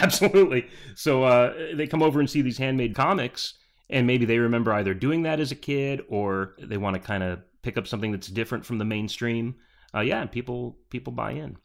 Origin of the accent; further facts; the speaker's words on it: Peoria, Arizona, United States; also born or lived in Bridgeport, Connecticut; moved here when I was eight. We moved to Peoria, Arizona.